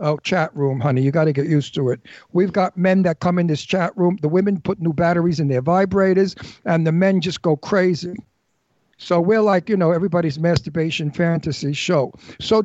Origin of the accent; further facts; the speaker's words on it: New York City, New York, United States; we're from Brooklyn